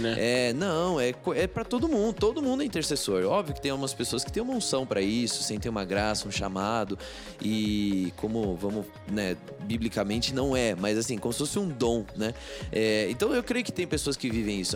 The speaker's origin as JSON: {"language": "Portuguese", "country": "Brazil", "said": "minha frustração como brasileiro"}